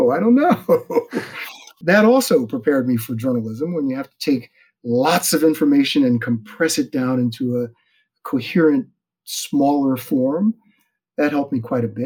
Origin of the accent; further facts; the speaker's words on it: Media, Pennsylvania, United States; My hometown was so small, I would have graduated with a class of 60